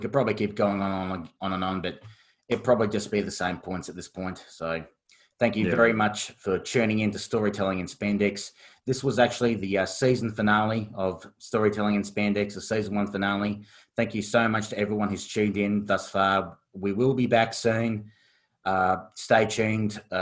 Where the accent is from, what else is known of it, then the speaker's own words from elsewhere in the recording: Australia; Being Australian